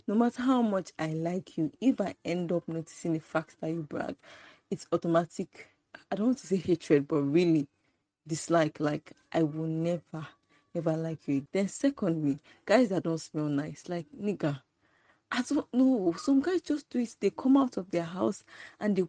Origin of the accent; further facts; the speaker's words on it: Lagos, Nigeria; I'm from Lagos